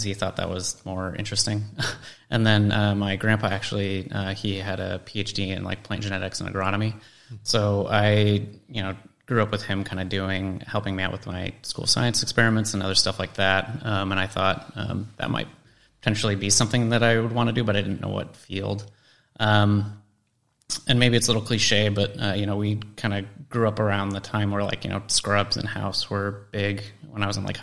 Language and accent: English; Colorado, United States; I grew up in Colorado